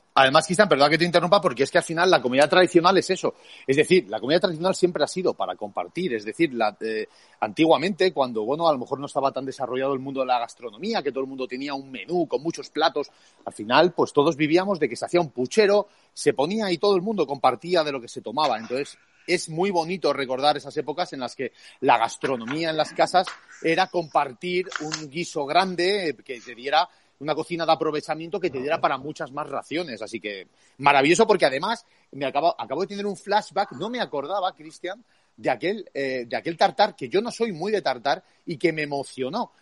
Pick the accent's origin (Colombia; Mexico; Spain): Spain; como españoles también nos, nos debería honrar